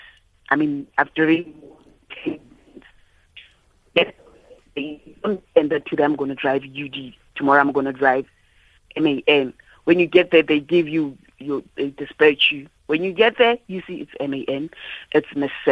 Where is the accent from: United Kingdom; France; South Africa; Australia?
South Africa; Soshanguve, Gauteng; I'm from Soshanguve